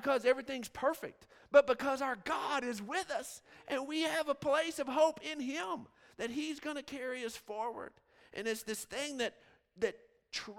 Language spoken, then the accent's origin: English; Odessa, Texas, United States; Growing up in West Texas, I mean, you just see forever. I mean, Odessa is just flat, flat, flat